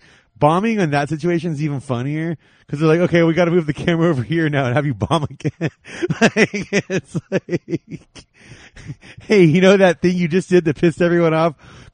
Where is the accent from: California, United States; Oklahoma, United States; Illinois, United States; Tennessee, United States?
California, United States; Whittier; I grew up in Whittier, California